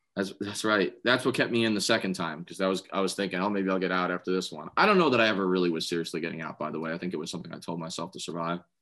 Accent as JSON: {"language": "English", "town": "New York City", "region": "New York", "country": "United States", "tie": "born or raised there", "said": "I grew up in Staten Island"}